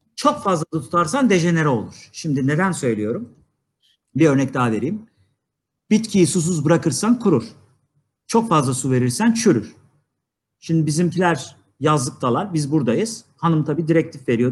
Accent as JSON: {"language": "Turkish", "town": "Niksar", "region": "Tokat", "country": "Turkey", "said": "Ben biliyorsunuz Tokat Niksarlıyım"}